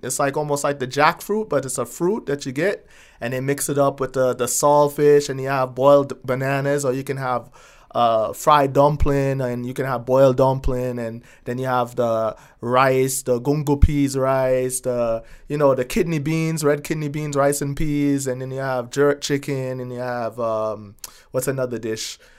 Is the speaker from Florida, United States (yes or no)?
no; New York City, New York, United States; moved away as an adult; also born or lived in London; now in El Paso, United States; I'm from Staten Island, Shaolin, home of …